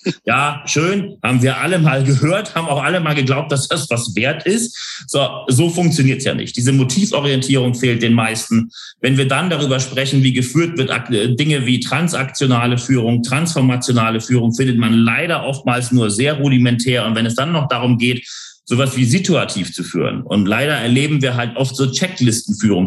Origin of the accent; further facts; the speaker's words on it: Hamburg, Germany; now in London, United Kingdom; ich bin ja geboren und aufgewachsen in Hamburg